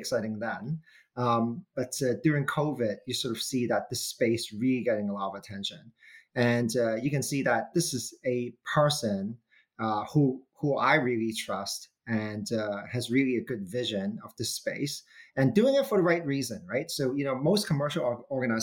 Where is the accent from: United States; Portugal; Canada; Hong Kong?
Hong Kong; I'm the good boy from Hong Kong, meaning, you know, so born and raised in Hong Kong